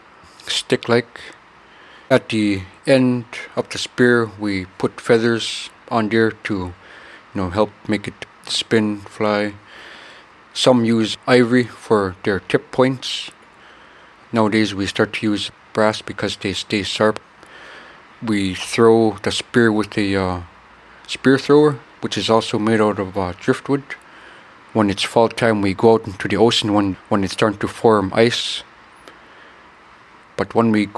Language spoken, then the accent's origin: English; Kotlik, Alaska, United States; Kotlik is located on the north mouth of the Yukon Delta. It's a Yupik Eskimo community in rural Alaska. We are a community that still practice and rely on a subsistence